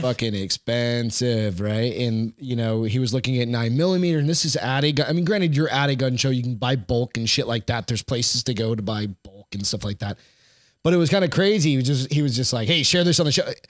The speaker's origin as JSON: {"language": "English", "town": "Hampton Beach", "region": "New Hampshire", "country": "United States", "moved": "yes", "said": "I remember going back home to New Hampshire. So I'm from Hampton Beach"}